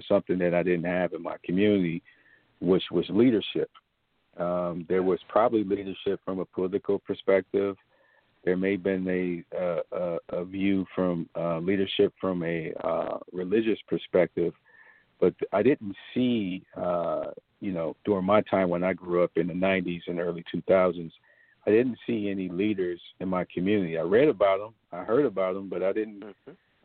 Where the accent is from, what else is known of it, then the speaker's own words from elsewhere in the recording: Cleveland, Ohio, United States; I'm just a kid from Cleveland, Ohio, that had a hard upbringing. You know, I grew up in East Side Cleveland housing projects